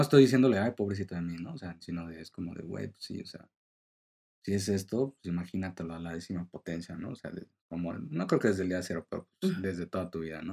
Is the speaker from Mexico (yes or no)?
yes; Mexico; como mexicanos